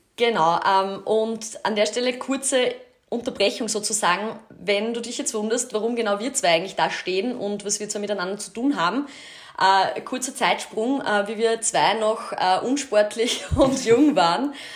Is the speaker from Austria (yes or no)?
yes; Kapfenberg, Styria, Austria; also born or lived in Graz; ich komme aus Kapfenberg, das ist in der Steiermark, bin dort auch ins Gymnasium gegangen